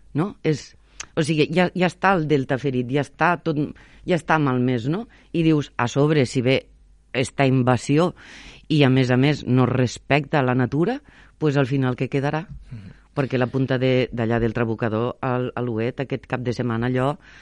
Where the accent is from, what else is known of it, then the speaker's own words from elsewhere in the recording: Sant Jaume d'Enveja, Catalonia, Spain; moved away; also born or lived in Valencia / Sant Feliu de Guíxols / Barcelona / Tarragona; em preguntaven que, que d'on era. Claro, jo, Sant Jaume d'Enveja